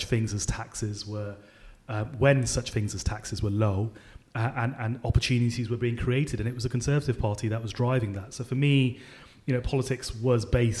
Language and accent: English; Birmingham, West Midlands, United Kingdom; I grew up in inner city Birmingham in a place called Handsworth.